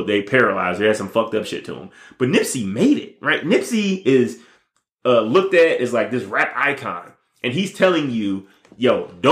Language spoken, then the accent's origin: English; Detroit, Michigan, United States; moved away; also born or lived in Las Vegas, Nevada; I was growing up in Detroit, Michigan. Luckily, my grandparents, you know, took me from Detroit and moved me out to Las Vegas